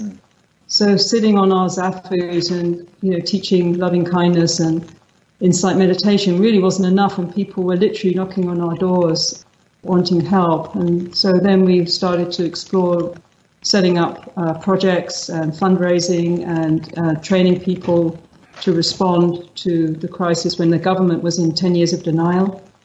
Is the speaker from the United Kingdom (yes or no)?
yes; London, United Kingdom; moved away; My background is from London. I'm originally from London. I was grew up in an Anglo-Irish family